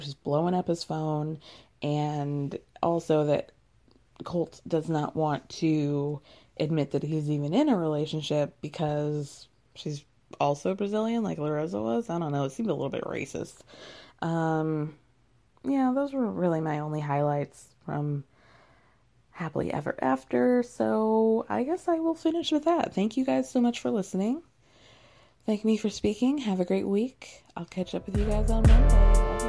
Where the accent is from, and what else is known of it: United States